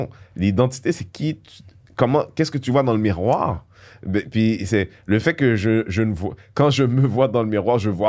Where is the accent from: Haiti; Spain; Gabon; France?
Haiti; Moi, je suis haïtien. Mhm. Je, je, suis haïtien parce que mon père est haïtien, ma mère est haïtienne.